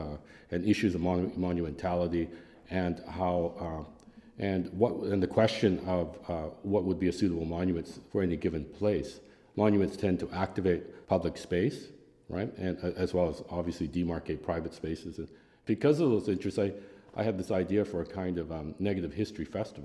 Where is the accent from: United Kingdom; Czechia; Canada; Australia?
Canada; now in Philadelphia, United States; as a Canadian